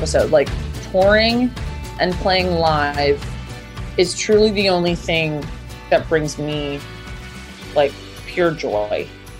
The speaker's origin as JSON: {"language": "English", "town": "Liverpool", "region": "North West England", "country": "United Kingdom", "accent": "Liverpool", "said": "My Liverpool accent is so disgusting and awful."}